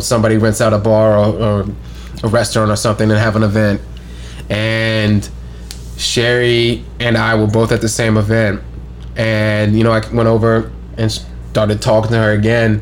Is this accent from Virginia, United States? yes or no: yes; Richmond, Virginia, United States; also born or lived in Pasadena, California / Baltimore; I was born in Pasadena, California, however. but spent all my time growing up in Virginia.